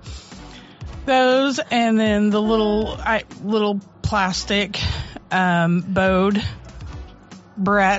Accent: St. Louis, Missouri, United States; I grew up in St. Louis

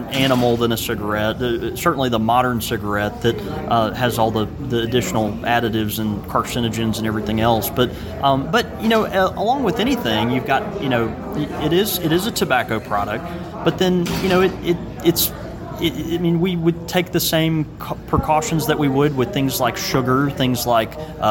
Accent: Jackson, Mississippi, United States; I'm from Mississippi

